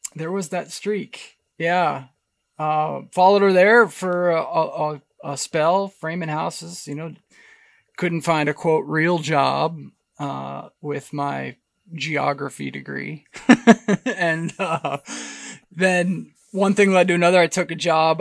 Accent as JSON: {"language": "English", "region": "Pennsylvania", "country": "United States", "tie": "born or raised there", "also_born_or_lived": "Boise, Idaho", "moved": "yes", "said": "Growing up in Pennsylvania, we had this massive white pine tree in the backyard"}